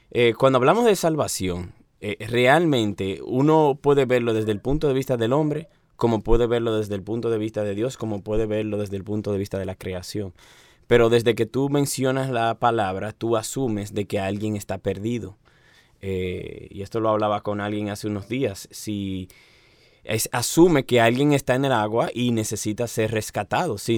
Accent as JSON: {"language": "Spanish", "town": "Santiago de los Caballeros", "region": "Santiago", "country": "Dominican Republic", "moved": "as an adult", "lives_now": "Santo Domingo, Dominican Republic", "said": "yo soy el segundo hijo del pastor Oscar Arocha de Santiago de los Caballeros."}